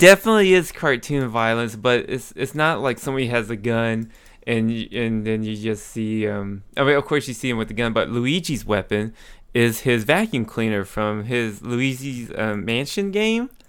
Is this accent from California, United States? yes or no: no; Amarillo, Texas, United States; moved away; I went to my hometown in Amarillo